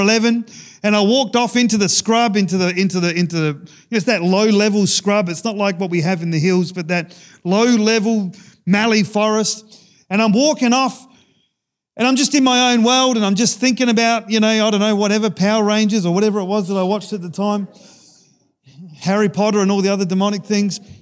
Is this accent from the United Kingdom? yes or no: no; Australia; growing up in Sejuna, we had a church picnic